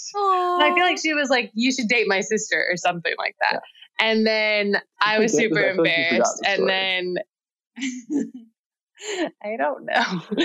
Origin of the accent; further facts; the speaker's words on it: Georgia, United States; moved away as an adult; also born or lived in Utah; I'm from Georgia originally and moved to Utah to go to school.